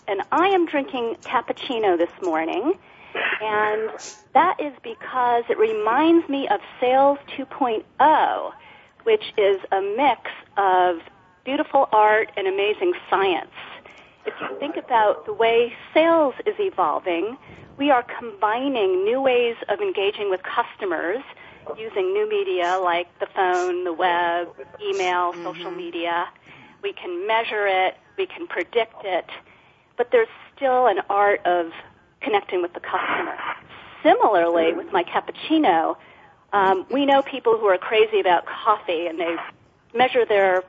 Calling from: San Francisco, California, United States; I am calling from beautiful San Francisco

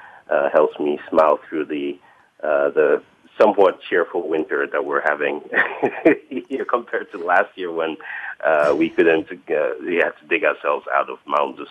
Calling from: Boston, Massachusetts, United States; Well, I'm calling from rainy Boston today.

